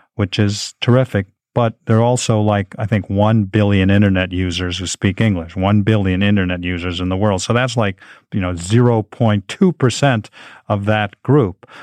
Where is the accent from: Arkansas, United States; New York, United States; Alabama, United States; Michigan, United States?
New York, United States; New York City; I grew up in the Upper West side of Manhattan.